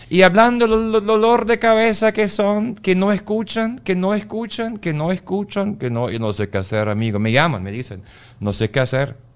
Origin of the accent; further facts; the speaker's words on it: Germany; Spanish is a second language; soy alemán, no hablo muy bien español, como te has dado cuenta.